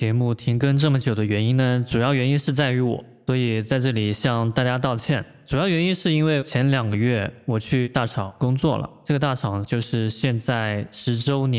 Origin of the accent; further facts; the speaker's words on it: southern China, China; 原谅我是一个南方人。